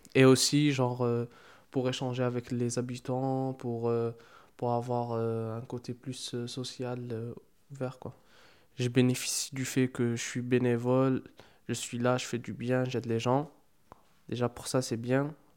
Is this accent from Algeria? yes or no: yes; Algeria; moved away as an adult; now in Marseille, France; c'est ma première année ici en France pour, euh, pour les études. À la base, je suis, je suis algérien